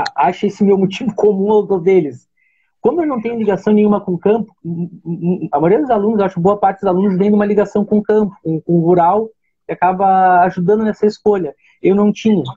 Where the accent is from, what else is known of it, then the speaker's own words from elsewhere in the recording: Arroio Grande, Rio Grande do Sul, Brazil; now in Pelotas, Brazil; eu sou natural de Arroio Grande, tá? mas, mas por toda a minha formação aqui em Pelotas